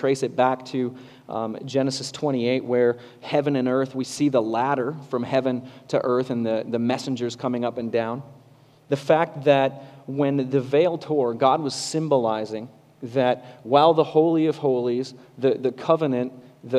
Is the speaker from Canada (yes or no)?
yes; Kitchener-Waterloo, Ontario, Canada; accent: Canadian; moved away; I'm from Southern Ontario, Kitchener-Waterloo.